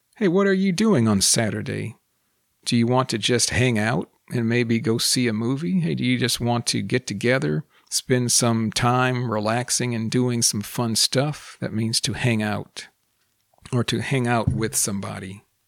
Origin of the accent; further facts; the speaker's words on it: United States; first language English; I am also a native English speaker born and raised in the United States